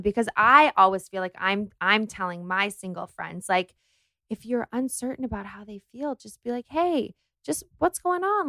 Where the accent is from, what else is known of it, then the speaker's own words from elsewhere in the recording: Los Angeles, California, United States; I grew up in Los Angeles